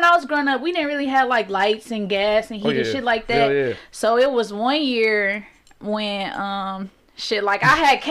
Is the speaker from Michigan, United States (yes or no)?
yes; Detroit, Michigan, United States; I'm from Plymouth, like, all the way west side, Plymouth. I stay in like four different houses on Plymouth, so literally that's my hood.